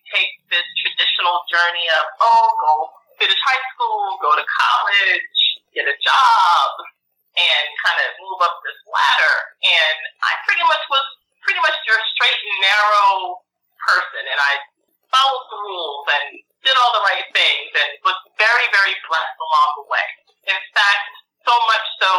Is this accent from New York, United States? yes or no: yes; New York, United States; moved away; also born or lived in Florida / Indiana / Oklahoma; I grew up in New York, moved to Florida when my parents, I say they kidnapped me